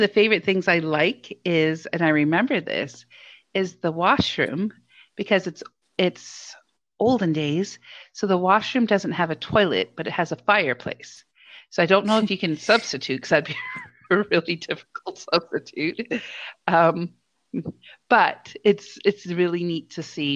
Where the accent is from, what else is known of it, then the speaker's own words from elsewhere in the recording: Hamilton, Ontario, Canada; I grew up in the Hammer and one of the places we'd go as um, an elementary school for a class trip was to Dundurn Castle